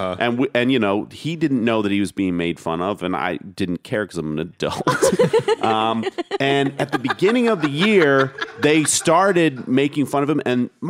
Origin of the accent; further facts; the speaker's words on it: Pennsylvania, United States; now in New York City, United States; and I'm coming there from Pennsylvania